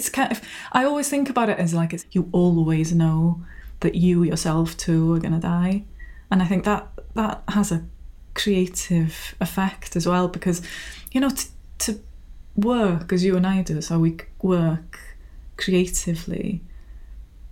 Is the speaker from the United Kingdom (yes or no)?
yes; Rhiwlas, Wales, United Kingdom; moved away as an adult; now in Tywyn, United Kingdom; I'm from Rhiwlas, a village not far from Bethesda, but I moved to Tywyn in Meirionnydd.